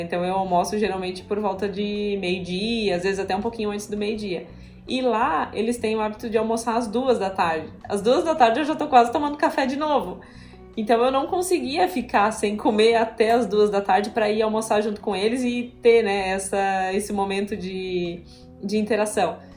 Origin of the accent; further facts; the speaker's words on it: southern Santa Catarina, Brazil; moved away as an adult; also born or lived in Italy; now in Florianópolis, Brazil; Eu não sou natural daqui, sou natural do, do sul do estado de Santa Catarina